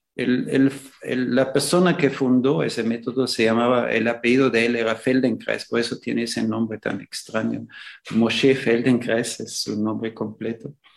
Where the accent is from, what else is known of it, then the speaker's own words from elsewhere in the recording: Austria; moved away as an adult; also born or lived in Nicaragua / El Salvador / Ecuador; now in Xalapa, Mexico; nací en Austria